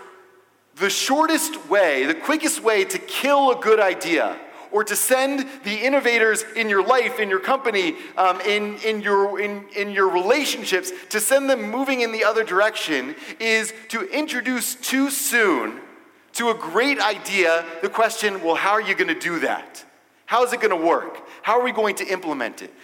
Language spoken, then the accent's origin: English; Atlanta, Georgia, United States; I'm from Atlanta